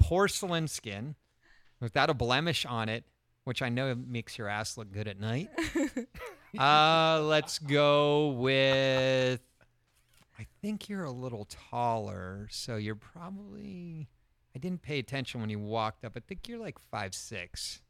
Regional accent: Ireland; I am Irish.

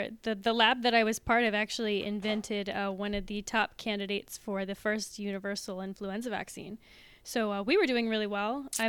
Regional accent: outside of Pittsburgh, Pennsylvania, United States; I grew up outside of Pittsburgh, Pennsylvania.

